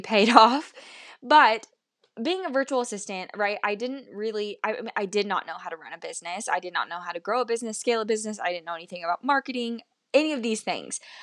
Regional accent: Midwest, United States; also born or lived in Kansas City, Missouri; I currently live in Missouri, Kansas City, Missouri, and I was born and raised in the Midwest in the United States.

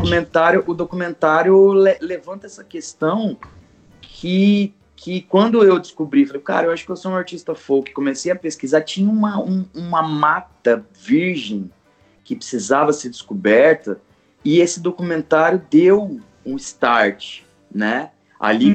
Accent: Campo Grande, Mato Grosso do Sul, Brazil; moved away as an adult; now in São Paulo, Brazil; Eu sou sul grossense de Campo Grande, quase um pantaneiro. Saí de Campo Grande em 2011 para tentar a vida em São Paulo

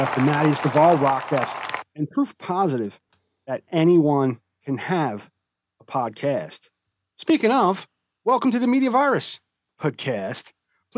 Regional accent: the Poconos, Pennsylvania, United States; growing up in the Poconos and how terrible my childhood was

